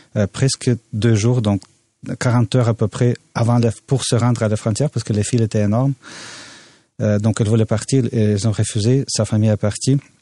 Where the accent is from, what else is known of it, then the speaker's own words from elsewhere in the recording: Odesa, Odesa Oblast, Ukraine; now in Canada; à Odessa, ma ville natale